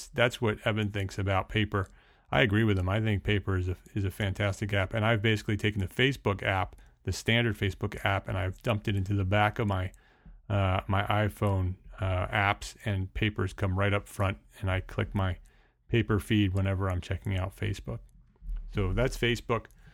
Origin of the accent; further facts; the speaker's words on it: Paramus, New Jersey, United States; During my high school years growing up in Paramus, New Jersey